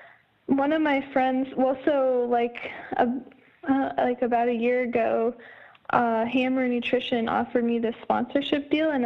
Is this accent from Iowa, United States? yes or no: yes; Iowa, United States; So I added him as a friend on Facebook, and then it turned out we're both from Iowa.